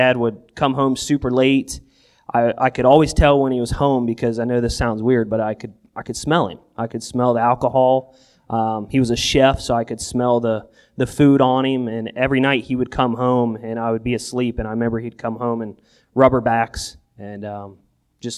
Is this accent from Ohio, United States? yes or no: yes; Newark, Ohio, United States; also born or lived in Buckeye Lake, Ohio / Zanesville, Ohio; I grew up in Buckeye Lake till about the third grade, and then we moved to Zanesville for a couple years. Came back to Newark